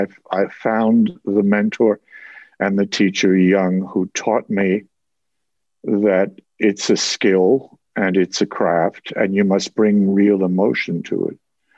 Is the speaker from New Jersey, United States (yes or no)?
yes; New Jersey, United States; accent: Jersey; And I slowly began to imitate him and lose my Jersey accent.